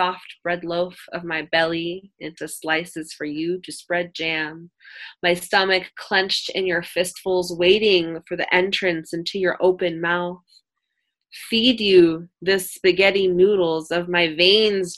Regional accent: Oakland, California, United States

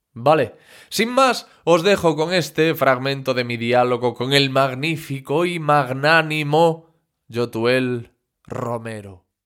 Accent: Corcubión, Galicia, Spain; yo soy de un pueblo que se llama Corcubión

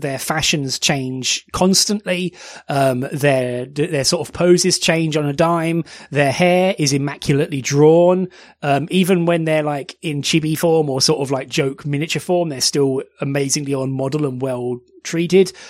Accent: United Kingdom; You can tell we're British

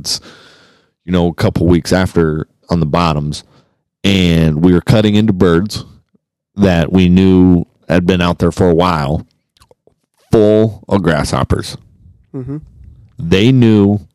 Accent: Pender, Nebraska, United States; also born or lived in Lincoln; I grew up in Pender, 30 minutes north of here

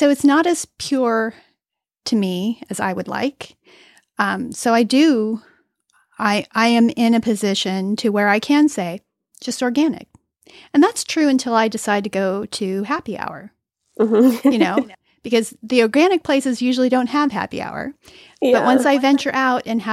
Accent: California, United States; I'm from California

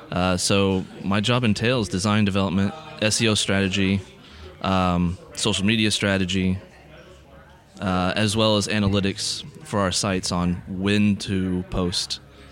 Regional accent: Indianapolis, Indiana, United States; Indianapolis, Indiana. Indianapolis. Yep. Born and raised.

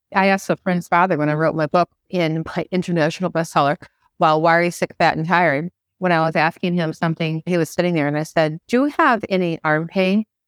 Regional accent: Midwest, United States; moved away as an adult; also born or lived in Georgia / Miami; now in Florida, United States; I was born and bred in the Midwest

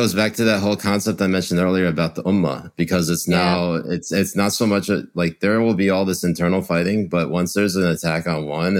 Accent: Pakistan; So like Jay technically is better than me because he's Lebanese and I'm Pakistani, so I'm going to have to serve him.

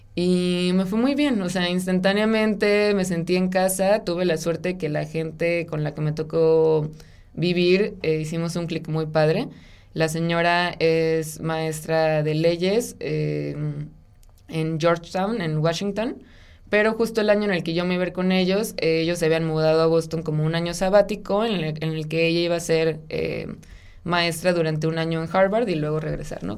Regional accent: Ciudad Obregón, Sonora, Mexico; moved away as an adult; also born or lived in Guadalajara; yo soy de Ciudad Obregón, Sonora. Eh, ahí nací y crecí durante toda mi infancia y adolescencia

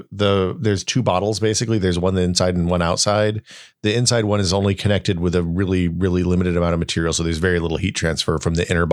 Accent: Tennessee, United States; But dude, I grew up in Northeast Tennessee, so I don't know.

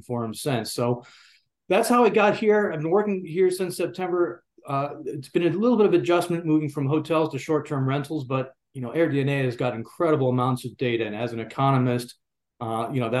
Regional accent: Georgia, United States; moved away as an adult; also born or lived in Tennessee; Georgia. That's my home state, and I love to be here

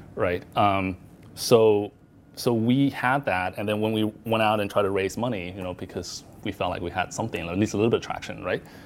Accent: Arizona, United States; moved away as an adult; now in Hong Kong; I grew up in Arizona um, where there's not a lot of Asians

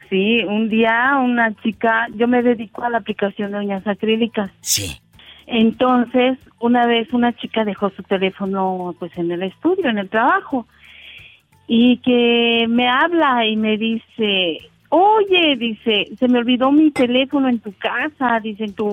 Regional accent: Puebla, Mexico; Acuérdate, pues yo estoy en el centro de la República. … de Puebla.

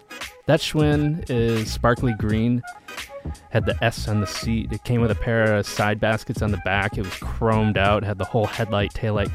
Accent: Wisconsin, United States; also born or lived in Minnesota / Alaska / Washington; I was born in Minnesota. I was raised in Wisconsin and Alaska. I summered in Charleston and Atlanta, and I'm currently a Washington State resident that is moving back to Boston.

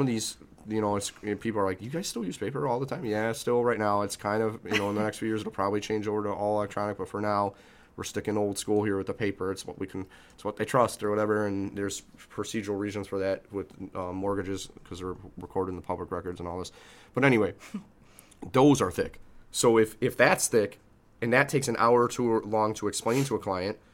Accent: Chicago, Illinois, United States; I'm an Irish kid from the South Side whose father was an, was an immigrant

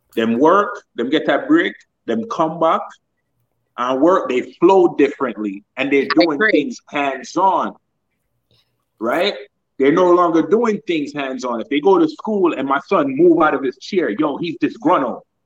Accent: Jamaica; now in United States; growing up in Jamaica

